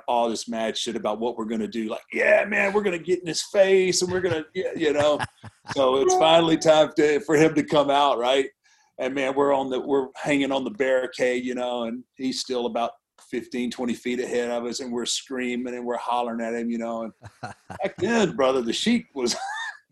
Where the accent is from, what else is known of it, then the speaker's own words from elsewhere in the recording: Houston, Texas, United States; I grew up in Houston with Paul Bosch